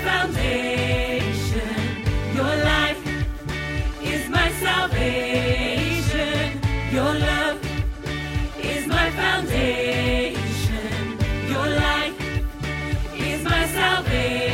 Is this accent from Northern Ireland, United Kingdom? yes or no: no; Essex, East of England, United Kingdom; moved away as an adult; now in Coventry, United Kingdom; I'm originally from Essex